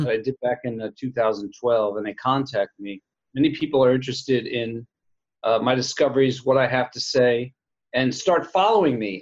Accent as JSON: {"language": "English", "town": "Princeton", "region": "New Jersey", "country": "United States", "tie": "born or raised there", "moved": "yes", "said": "where I grew up in Princeton, New Jersey, where I am right now, actually visiting my mom"}